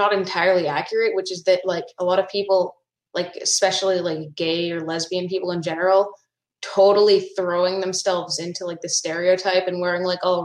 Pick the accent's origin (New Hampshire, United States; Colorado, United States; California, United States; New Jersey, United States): California, United States; Berkeley; I'm from Berkeley, California